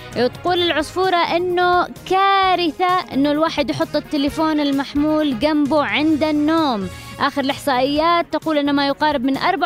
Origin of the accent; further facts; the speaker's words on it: Yemen; عندنا في اليمن